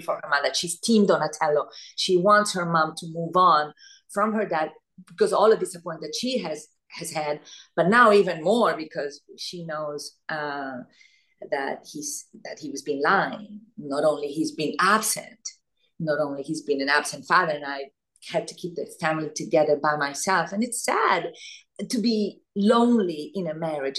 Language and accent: English; Italy; moved away; also born or lived in Argentina; I was born in Argentina, grew up in Italy